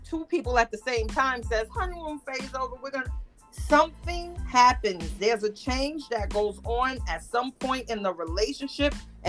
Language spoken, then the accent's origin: English; New York, United States; I'm a New Yorker.